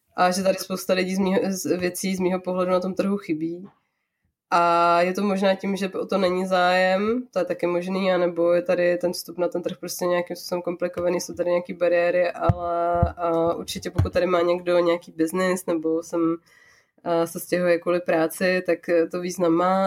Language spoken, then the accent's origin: Czech; Czechia; now in Japan; u nás v Čechách